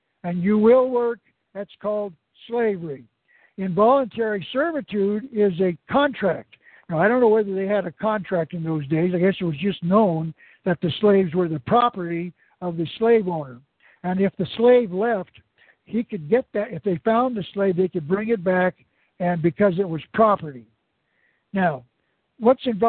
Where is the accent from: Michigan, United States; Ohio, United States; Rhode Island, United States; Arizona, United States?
Arizona, United States; moved away; also born or lived in California / Oregon; I was born in Arizona, one of the 50 states of America